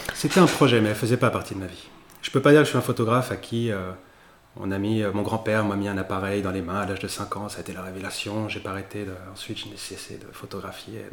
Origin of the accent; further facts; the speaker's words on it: Bouchemaine, Pays de la Loire, France; moved away as an adult; also born or lived in Mexico City, Mexico; now in Chalonnes-sur-Loire, France; j'ai passé mon enfance à Bushman, qui est donc à euh, la confluence de la Maine et de la Loire